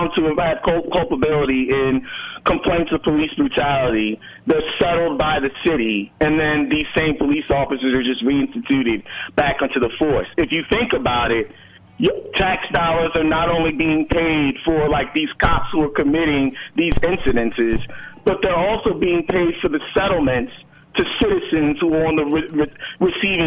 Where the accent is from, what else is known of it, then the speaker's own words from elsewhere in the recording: Baltimore, Maryland, United States; now in Brooklyn, United States; I'm originally born and raised in Baltimore, but I'm in Brooklyn